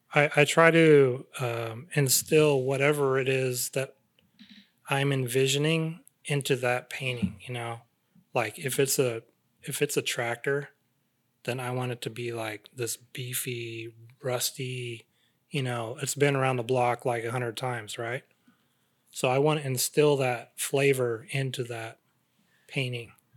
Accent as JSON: {"language": "English", "area": "Central Valley", "region": "California", "country": "United States", "tie": "born or raised there", "said": "growing up in the Central Valley, I'm exposed to, like, farm"}